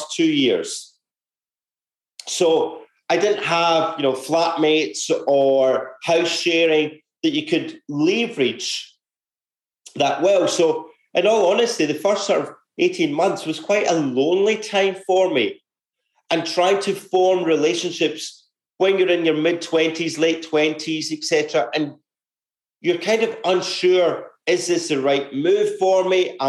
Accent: Glasgow, Scotland, United Kingdom; moved away as an adult; now in Australia; growing up in Scotland, actually, I was one of five kids

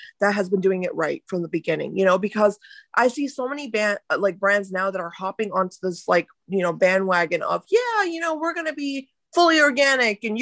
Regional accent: India; when I was growing up, you know, I was in India, I was born in India

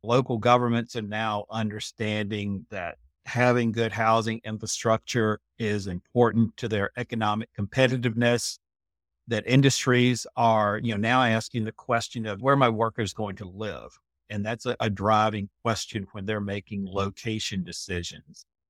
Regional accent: Lynchburg, Virginia, United States; moved away as an adult; also born or lived in Blacksburg, Virginia; I was born in Virginia, down in Central Virginia in the city of Lynchburg.

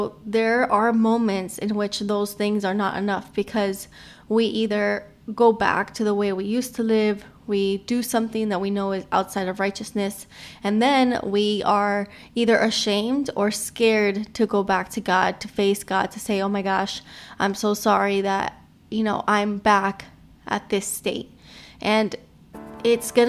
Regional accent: Miami, Florida, United States; I am from Miami

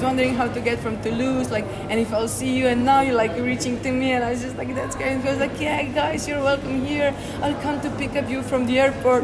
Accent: Slovenia; I'm from Slovenia

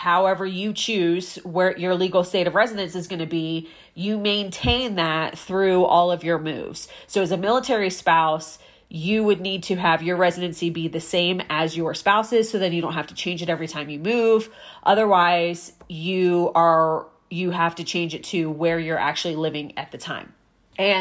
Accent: Maryland, United States; moved away as an adult; also born or lived in South Carolina / California; I grew up in Maryland, so I was a resident there.

